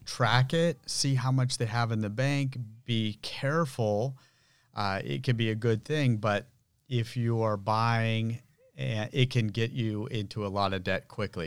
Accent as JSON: {"language": "English", "town": "Santa Rosa", "region": "California", "country": "United States", "tie": "born or raised there", "said": "I was born and grew up here in Santa Rosa."}